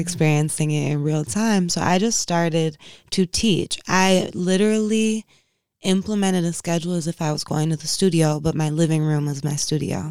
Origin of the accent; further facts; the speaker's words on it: Inkster, Michigan, United States; moved away; I grew up in Inkster, Michigan, where, like, when I was growing up, it was predominantly black